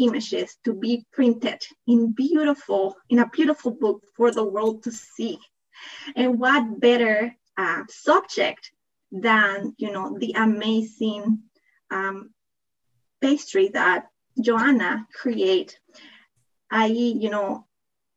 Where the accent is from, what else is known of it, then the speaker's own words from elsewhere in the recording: Panama; accent: thick accent; English is a second language; also born or lived in Toronto, Canada / Netherlands; now in California, United States; I am originally from Panama. That's why I have that thick accent